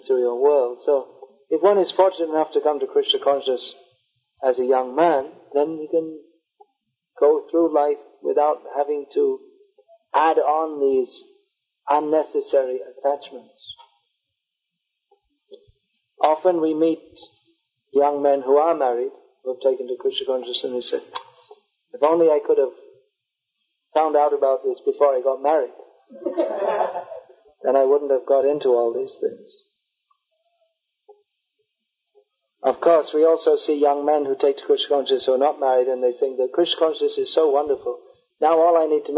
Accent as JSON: {"language": "English", "region": "London", "country": "United Kingdom", "moved": "yes", "said": "I'm from London."}